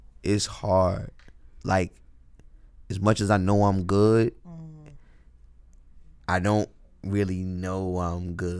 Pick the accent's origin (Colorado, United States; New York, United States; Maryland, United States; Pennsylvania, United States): New York, United States; New York City; I'm going to walk you down the block, and this is a long New York City block. I'm from New York City